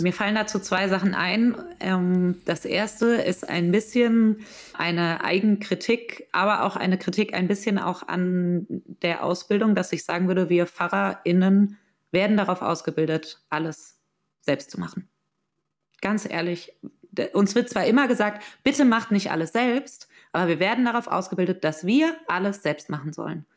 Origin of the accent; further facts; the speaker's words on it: Mainz, Rhineland-Palatinate, Germany; moved away as an adult; also born or lived in Heidelberg; Ich bin ursprünglich aus Mainz, also und habe dann in Heidelberg studiert.